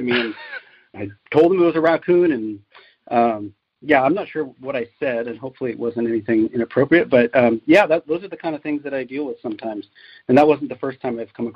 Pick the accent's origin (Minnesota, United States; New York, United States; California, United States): California, United States; Aptos; I grew up in Santa Cruz County, specifically in Aptos.